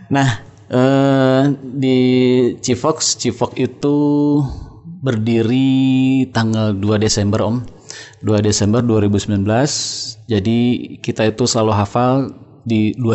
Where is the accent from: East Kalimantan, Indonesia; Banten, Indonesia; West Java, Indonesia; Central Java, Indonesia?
West Java, Indonesia; Cimahi; NR kita orang Cimahi ke Bandung habis maghrib malam-malam